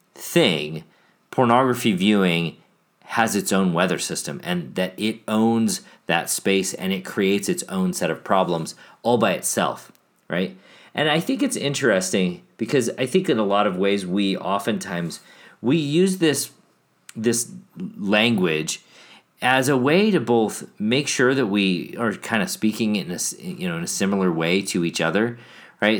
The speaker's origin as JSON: {"language": "English", "town": "Chicago", "region": "Illinois", "country": "United States", "tie": "born or raised there", "also_born_or_lived": "Milwaukee", "moved": "yes", "said": "I grew up in Chicago"}